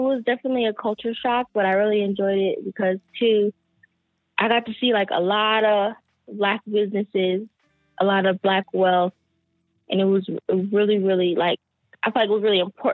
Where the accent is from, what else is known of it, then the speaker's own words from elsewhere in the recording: Pittsburg, California, United States; also born or lived in San Francisco, California / North Carolina; I am from California, so I'm from the Bay Area. I was born and raised here in like a small town. A lot of people don't know that it even exists, but it's a small town called Pittsburgh